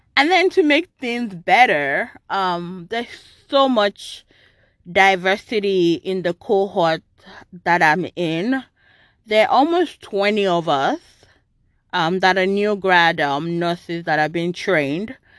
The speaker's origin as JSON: {"language": "English", "country": "Nigeria", "tie": "born or raised there", "moved": "yes", "said": "I grew up in Nigeria"}